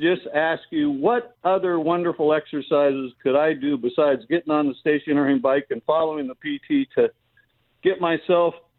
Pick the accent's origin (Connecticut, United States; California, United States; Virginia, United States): California, United States; Los Angeles; The San Fernando Valley. I'm a Valley boy